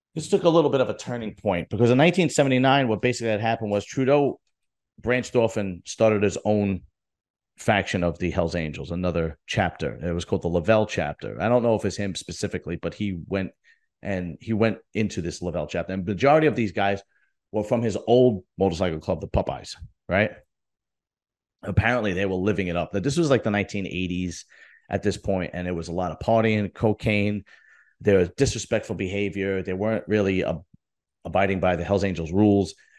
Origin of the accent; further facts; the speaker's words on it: United States; we're, we're American or I'm American